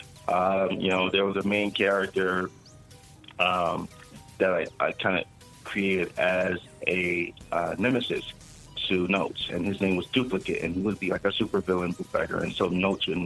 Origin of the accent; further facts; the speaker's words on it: Los Angeles, California, United States; I grew up in Los Angeles.